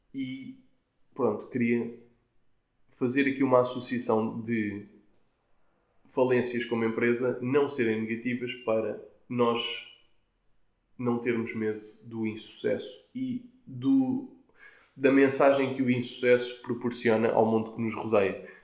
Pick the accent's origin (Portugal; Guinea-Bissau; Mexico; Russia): Portugal; como tugas que somos, incluindo eu